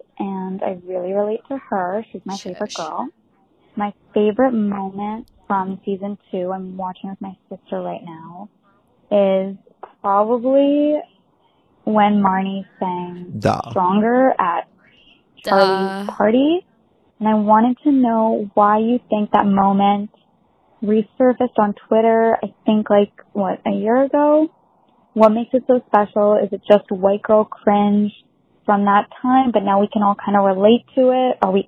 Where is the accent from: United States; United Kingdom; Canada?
Canada; Toronto, Ontario; I'm from Toronto. I'm 22.